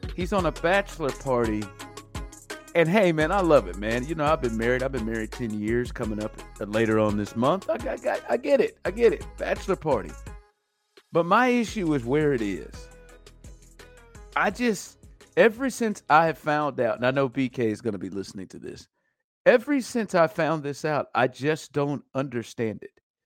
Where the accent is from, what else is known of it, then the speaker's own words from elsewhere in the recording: Kansas City, Missouri, United States; I'm from Kansas City. I had my bachelor party in Kansas City. All my, all my people were there, my friends, every, we all, we're from there